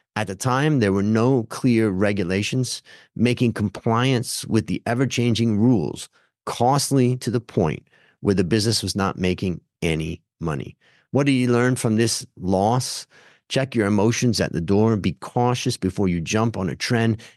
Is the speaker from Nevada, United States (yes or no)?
no; Hudson, Ohio, United States; where I grew up in Hudson, Ohio